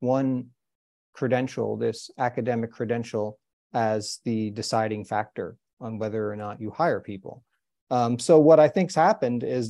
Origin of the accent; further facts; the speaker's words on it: New Jersey, United States; my own home state of New Jersey